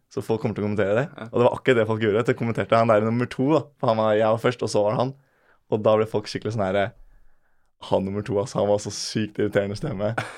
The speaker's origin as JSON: {"language": "Norwegian", "town": "Bærum", "region": "Akershus", "country": "Norway", "said": "jeg er, jo, fra Bærum"}